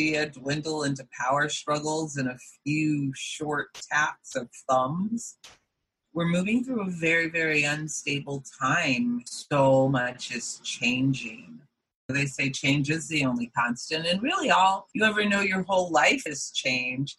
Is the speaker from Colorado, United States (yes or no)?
yes; Boulder, Colorado, United States; I am from Boulder, Colorado. My family moved there a few years before I was born